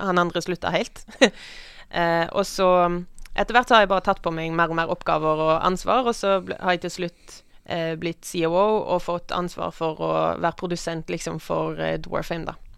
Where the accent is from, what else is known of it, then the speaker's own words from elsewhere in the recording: Western Norway, Norway; Jeg vokste opp på landet, på Vestlandet